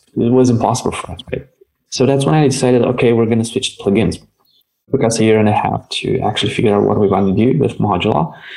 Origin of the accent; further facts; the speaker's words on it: Romania; we're from Romania